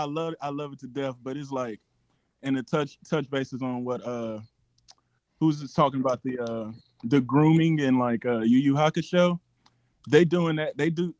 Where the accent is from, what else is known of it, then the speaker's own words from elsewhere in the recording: Lafayette, Louisiana, United States; I'm from Lafayette, Louisiana. I'm a EMT out here.